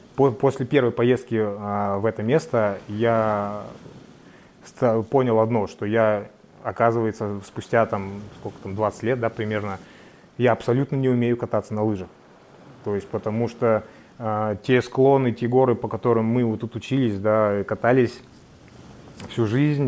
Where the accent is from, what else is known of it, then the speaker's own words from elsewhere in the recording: Sinegorye, Magadan Oblast, Russia; Я родился и вырос в Синегории